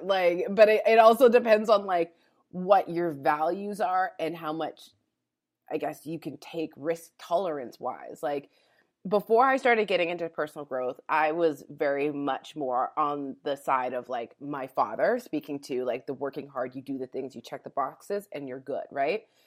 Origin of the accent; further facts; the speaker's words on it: Calgary, Alberta, Canada; moved away as an adult; also born or lived in California; I was born and raised in Calgary, Alberta